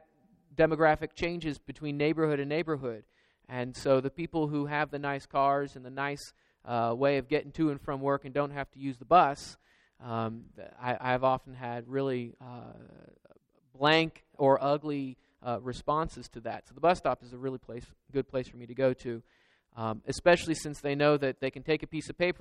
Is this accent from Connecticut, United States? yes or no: no; Georgia, United States; moved away; also born or lived in Florida / Kentucky; I grew up in Georgia and I was in Florida and Kentucky